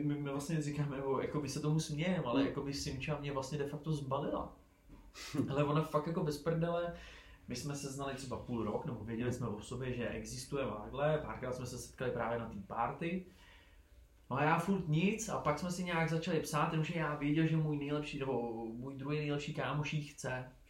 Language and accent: Czech; Prague, Czechia; pro nás, pro Pražáky